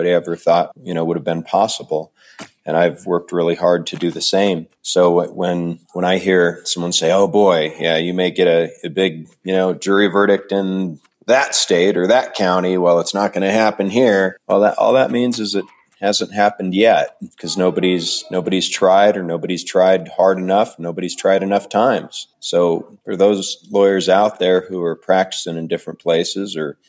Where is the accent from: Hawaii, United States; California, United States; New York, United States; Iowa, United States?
Iowa, United States; Jefferson; moved away; also born or lived in Nogales, Arizona; I was born in Iowa in a small town and raised in Iowa for most of my childhood. I spent some time on a border town in Arizona called Nogales.